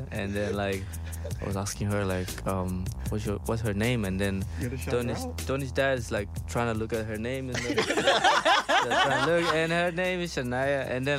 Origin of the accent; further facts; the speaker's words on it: Timor-Leste; now in Australia; I'm from East Timor.